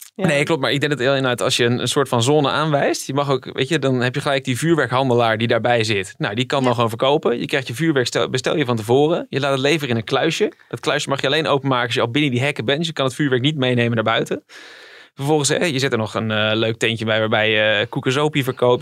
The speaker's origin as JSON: {"language": "Dutch", "country": "Netherlands", "said": "we komen uit Nederland"}